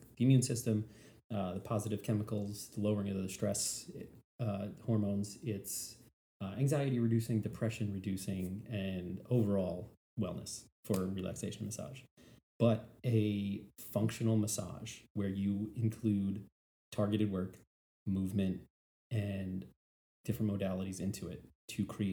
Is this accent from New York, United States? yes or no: yes; New York, United States; moved away as an adult; now in Savannah, United States; I'm from New York. I was told ever since I was yay big, I live in the greatest city in the world.